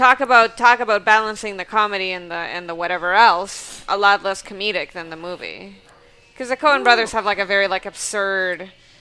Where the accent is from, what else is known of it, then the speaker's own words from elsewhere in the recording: Canada; Like when you go, I'm Canadian, they're like, why don't you say a boot?